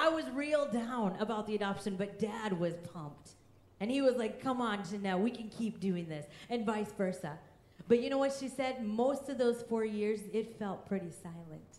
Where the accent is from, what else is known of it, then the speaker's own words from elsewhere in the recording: Kansas, United States; also born or lived in India; I grew up in Kansas in a loving Christian home.